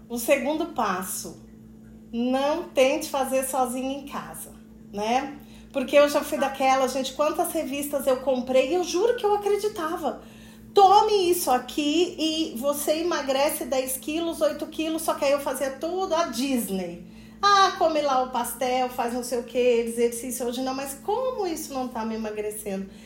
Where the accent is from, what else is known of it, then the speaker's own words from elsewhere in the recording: Poços de Caldas, Minas Gerais, Brazil; moved away; eu sou de Poços de Caldas, né? Mas fazia muito tempo que eu não morava